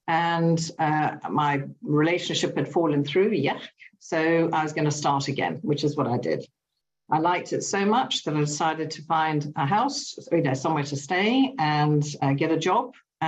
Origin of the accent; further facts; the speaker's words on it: England, United Kingdom; also born or lived in Germany / Italy; I was born in England. We moved to Germany. We moved to Italy. We moved to England when I was about 8. I stayed until I was about 18.